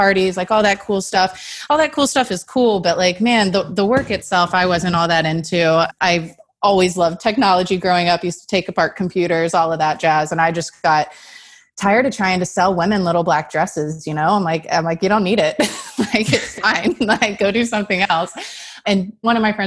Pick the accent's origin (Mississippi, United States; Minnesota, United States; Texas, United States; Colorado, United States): Texas, United States; I'm from Texas and I really loved Austin, wanted to be closer to my family.